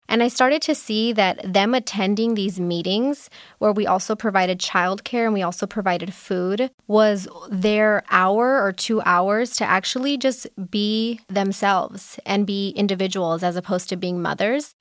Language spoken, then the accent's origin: English; Los Angeles, California, United States; I am also born and raised in Los Angeles